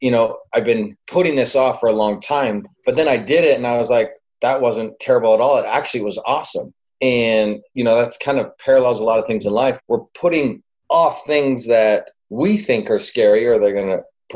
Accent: Calgary, Alberta, Canada; I grew up in Calgary, Alberta, Canada, and so up north.

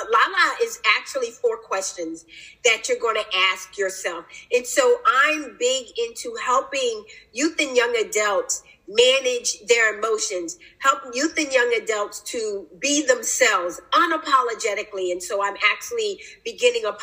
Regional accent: Philadelphia, Pennsylvania, United States; now in Newport News, United States; my upbringing, I'm from Philadelphia, Pennsylvania, grew up there, but now I reside

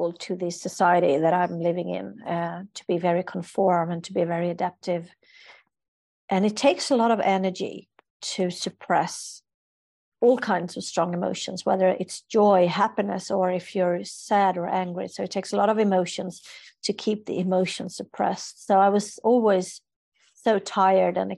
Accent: Sweden; I'm from a culture, I'm from Sweden, so where we don't show strong emotions

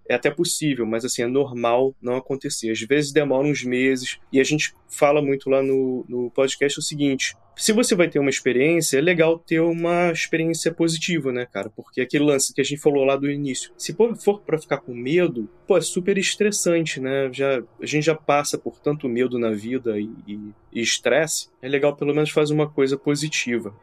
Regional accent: Brazil; moved away as an adult; eu fui, fui criado no Brasil, né? Até como você, sou expat, né? Agora eu já não moro no Brasil mais

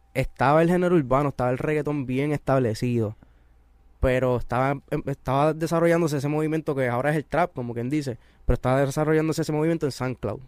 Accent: Carolina, Puerto Rico; yo estudié con él en Carolina. En Carolina todo el mundo nos conocemos

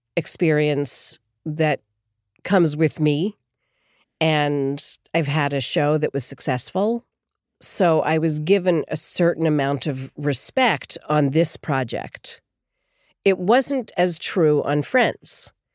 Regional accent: Philadelphia, Pennsylvania, United States; moved away as an adult; also born or lived in Boston / New York; I grew up in Philadelphia, actually

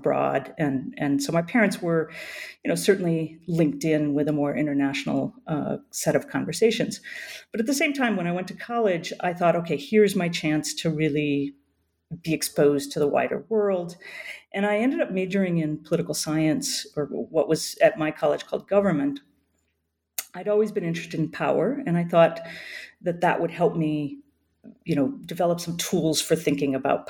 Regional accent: the Midwest of the United States, United States; moved away as an adult; also born or lived in Melbourne, Australia; I grew up in the Midwest of the United States in very, very small towns

